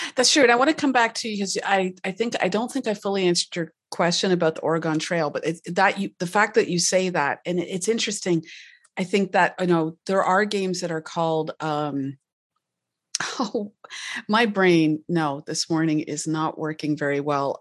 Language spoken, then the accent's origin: English; Canada; I'm Canadian